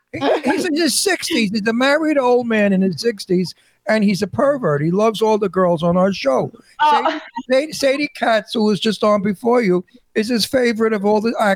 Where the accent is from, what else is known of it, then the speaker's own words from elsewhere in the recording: New York City, New York, United States; accent: ancient New York; I'm a New Yorker, in case you didn't hear the accent.